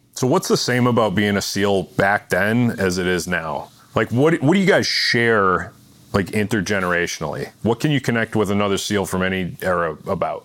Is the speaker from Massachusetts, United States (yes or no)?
yes; Boston, Massachusetts, United States; now in New York, United States; we both live in New York. I'm from Boston